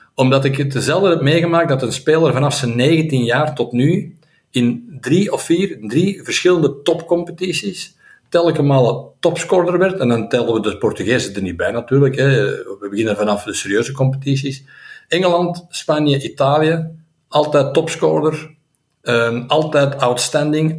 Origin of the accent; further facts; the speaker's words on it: Belgium; als Belg